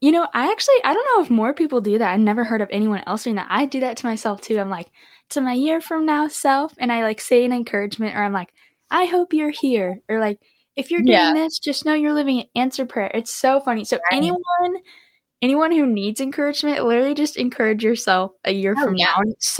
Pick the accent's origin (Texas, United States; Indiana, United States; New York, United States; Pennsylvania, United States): Texas, United States; And you're not from Arkansas. Me and you, we're from Texas, and neither is your husband.